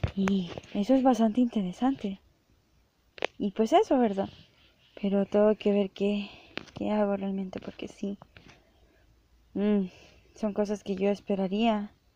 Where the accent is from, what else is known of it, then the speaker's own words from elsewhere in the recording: El Salvador; yo soy de El Salvador